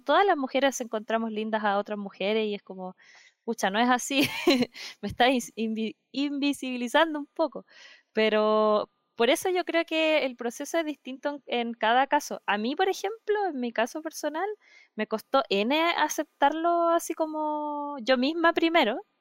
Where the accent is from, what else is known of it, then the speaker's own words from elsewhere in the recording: Concepción, Biobío, Chile; yo soy de Concepción